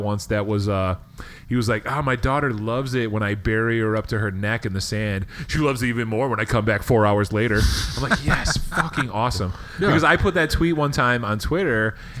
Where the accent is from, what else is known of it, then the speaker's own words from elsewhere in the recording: Chicago, Illinois, United States; I'm from the South Side.